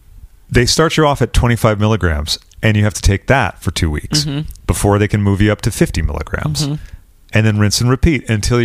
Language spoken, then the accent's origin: English; London, United Kingdom; I'm out from London. I'm over here.